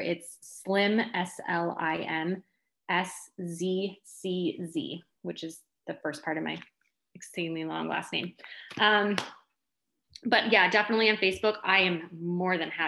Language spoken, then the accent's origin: English; Detroit, Michigan, United States; I'm from the Detroit area